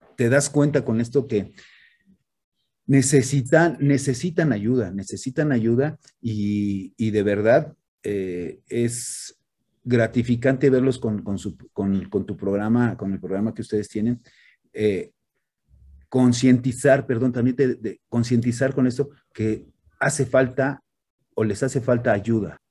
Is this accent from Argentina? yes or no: no; Mexico; soy, soy, soy mexicano, soy parte de esta cultura